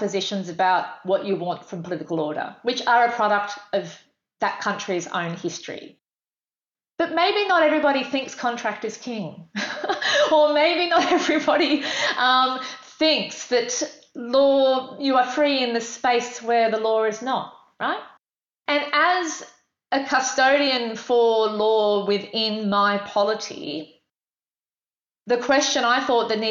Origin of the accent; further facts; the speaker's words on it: Australia; I'm female, I'm white, I'm Australian.